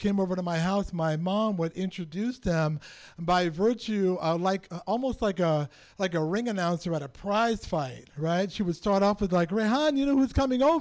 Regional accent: San Francisco, California, United States; I was born and raised in San Francisco.

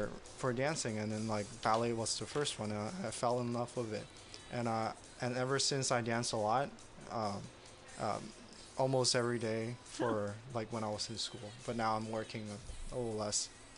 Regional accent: San Jose, California, United States; Before that, I went to school in UCSD, and before that, I was in like San Jose area for like high school, middle school

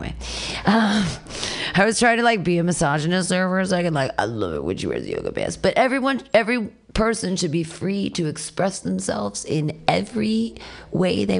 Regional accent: Ohio, United States; moved away; I grew up in Ohio with lesbian parents

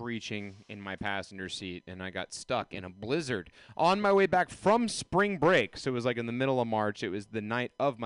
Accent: the South, United States; I am from the South

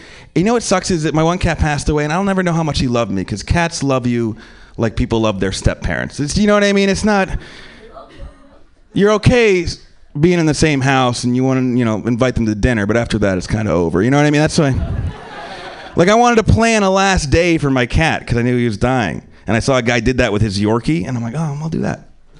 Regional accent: Pennsylvania, United States; also born or lived in New York; now in Los Angeles, United States

